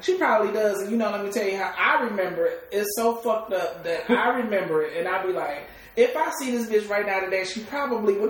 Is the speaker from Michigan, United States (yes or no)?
yes; Detroit, Michigan, United States; I come from Detroit. You know, I yeah. mean, born and bred East Side.